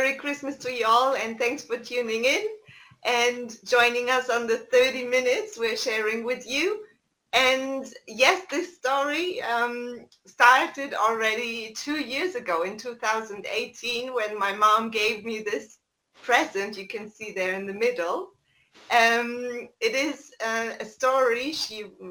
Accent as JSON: {"language": "English", "region": "East Germany", "country": "Germany", "said": "I'm from Germany, my parents were living in East Germany at that time"}